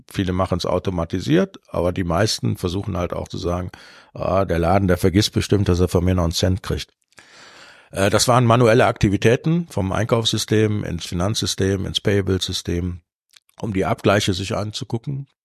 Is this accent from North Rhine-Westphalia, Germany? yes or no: yes; Cologne, North Rhine-Westphalia, Germany; ich bin ja in Köln geboren. Das heißt, früher war Rosenmontagszug Pflicht